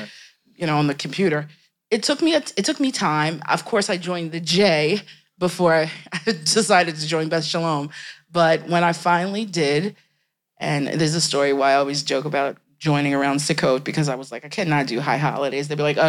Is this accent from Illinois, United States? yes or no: no; Cheltenham, Pennsylvania, United States; also born or lived in Houston / Missouri / Kansas City; now in Wilmington, United States; I'm a quintessential nomadic Jew. I hail from Montgomery County, Cheltenham, and I've traveled from Houston, Missouri, Kansas City, Beth Shalom.